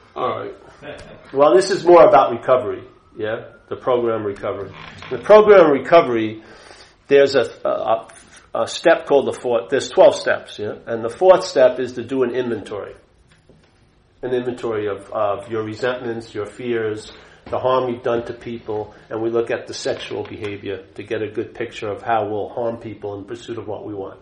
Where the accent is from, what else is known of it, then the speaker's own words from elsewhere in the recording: Long Island, New York, United States; I grew up a Catholic in Long Island, New York